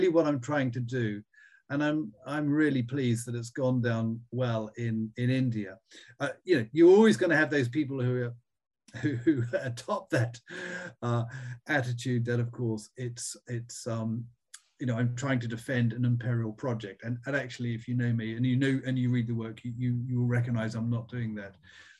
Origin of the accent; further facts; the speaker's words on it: New Zealand; also born or lived in Australia; I mean, I was brought up in New Zealand and Australia, and I went to boarding school in Australia.